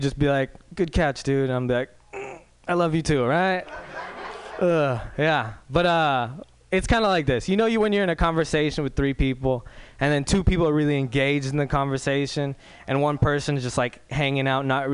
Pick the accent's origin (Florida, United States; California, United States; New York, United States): California, United States; Walnut Creek; I'm pretty much a white dude from Walnut Creek.